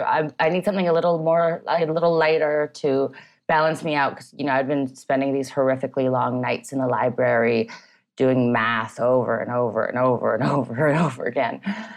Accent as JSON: {"language": "English", "country": "Canada", "tie": "born or raised there", "also_born_or_lived": "Vancouver / Montreal / Toronto", "said": "Yeah, I grew up in Canada. I hopped across, you know, from Vancouver to Montreal. I was born in Toronto."}